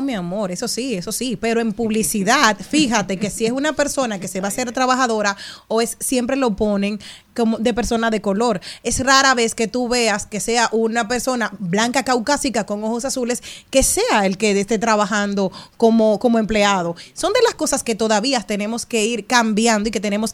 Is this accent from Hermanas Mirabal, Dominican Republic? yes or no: no; Higüey, La Altagracia, Dominican Republic; yo soy de Higüey